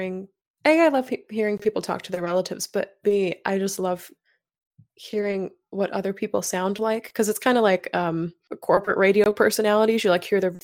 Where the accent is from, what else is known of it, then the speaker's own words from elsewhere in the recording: North Carolina, United States; now in Chicago, United States; I'm up in Chicago, but I was born and raised down in North Carolina